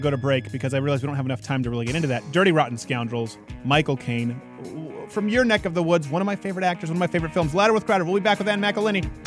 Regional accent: Canada; moved away; I'm from Canada.

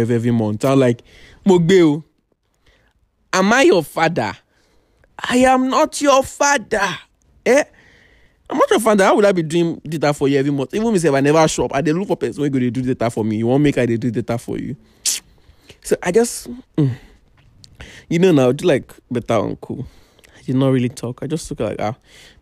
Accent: Ekiti, Nigeria; moved away; I come from a very local place. I come from Ekiti

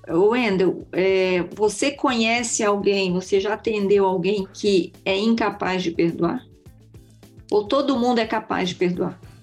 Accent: northern Paraná, Brazil; nós somos todos pé vermelho, né, Mel e Lúcia? Nós somos pé vermelho

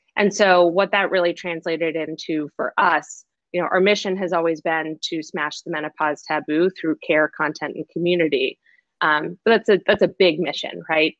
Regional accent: Boston, Massachusetts, United States; moved away as an adult; also born or lived in China / New York; I am originally from Boston

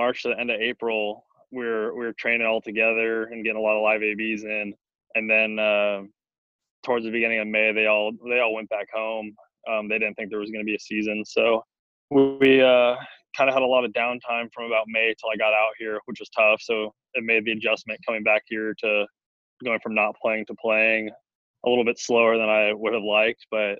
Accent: Arizona, United States; Like, everything got shut down, but since I'm from Arizona

